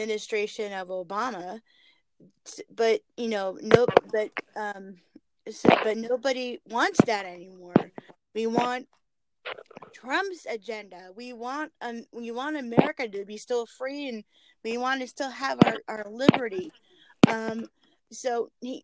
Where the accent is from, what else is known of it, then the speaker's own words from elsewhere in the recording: California, United States; moved away as an adult; now in North Carolina, United States; I was born and raised in California